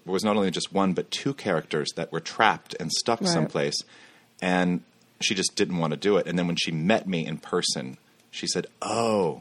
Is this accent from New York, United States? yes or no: no; Kansas, United States; my hometown